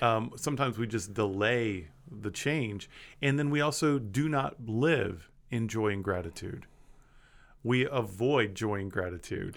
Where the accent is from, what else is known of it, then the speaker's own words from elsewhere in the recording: Kansas, United States; I grew up in Kansas